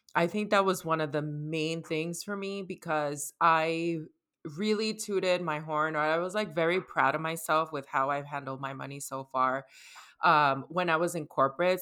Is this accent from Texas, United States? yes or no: no; New York City, New York, United States; I was raised in New York, I'm from the Bronx, and I'm Dominicana